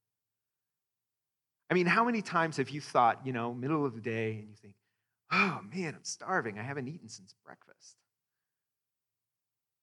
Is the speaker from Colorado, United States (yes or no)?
yes; Greeley, Colorado, United States; I grew up in Greeley, a white suburb in Colorado.